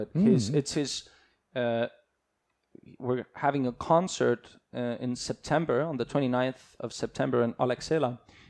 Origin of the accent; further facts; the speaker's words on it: Estonia; also born or lived in California, United States; So I came back. I finished my first grade there.